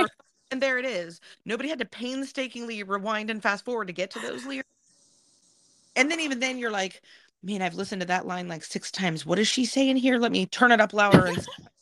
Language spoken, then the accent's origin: English; Massieville, Ohio, United States; growing up in Massieville, we were just far enough past Columbus that we barely got WNCI reception